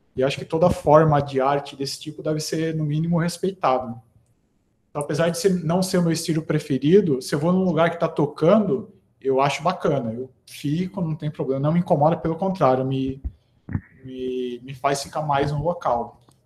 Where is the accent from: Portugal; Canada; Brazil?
Brazil; Americana, São Paulo; Eu sou de Americana, que é, que é interior